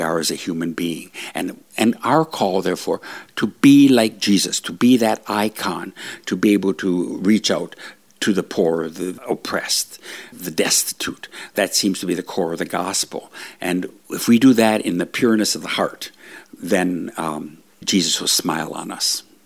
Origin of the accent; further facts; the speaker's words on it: northern Minnesota, United States; moved away; I'm, my background, my family lineage is all Swede. coming from northern Minnesota